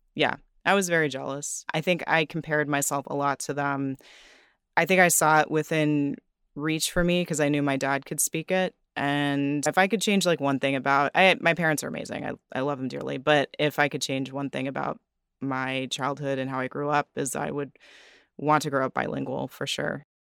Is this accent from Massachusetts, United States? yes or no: no; Montgomery County, Maryland, United States; I grew up in Montgomery County, Maryland